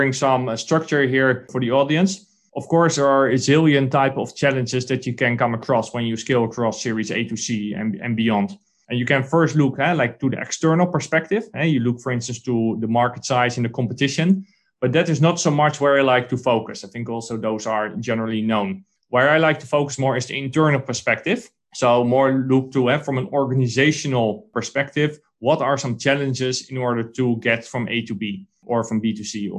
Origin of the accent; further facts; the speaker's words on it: Netherlands; I'm a guy from the Netherlands or from Europe